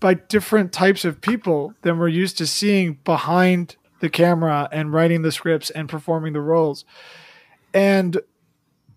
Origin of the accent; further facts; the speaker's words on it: United States; my own kind of mixed background and being Chinese American